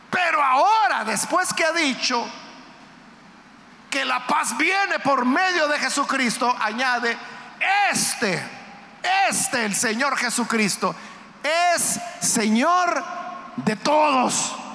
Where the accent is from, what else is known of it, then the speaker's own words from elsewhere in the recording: El Salvador; La mayoría de los que estamos acá somos salvadoreños. Pero es posible que haya guatemaltecos, hondureños aquí en medio nuestro. Nicaragüenses. Hay muchos nicaragüenses que vienen a trabajar acá al Salvador.